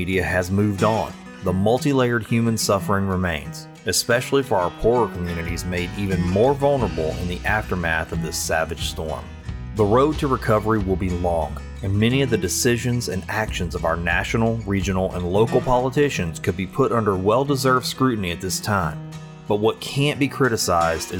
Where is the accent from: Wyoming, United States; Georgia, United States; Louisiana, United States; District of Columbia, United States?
Louisiana, United States; Sulphur; my hometown, Sulphur, and her sister city, Lake Charles, Louisiana